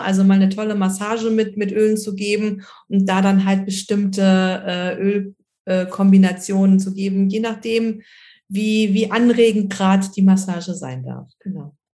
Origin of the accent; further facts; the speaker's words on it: Germany; hier bei uns in Deutschland